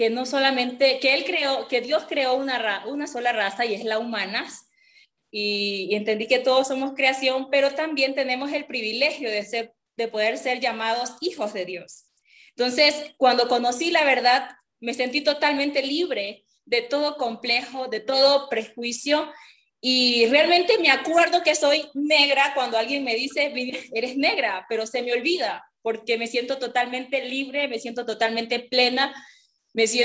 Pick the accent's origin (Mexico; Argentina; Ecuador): Ecuador; San Lorenzo, Esmeraldas; cuando por primera vez salí de mi pueblo, yo vengo de, yo soy de Esmeralda, San Lorenzo, entonces ser negro era, es muy normal, ¿no?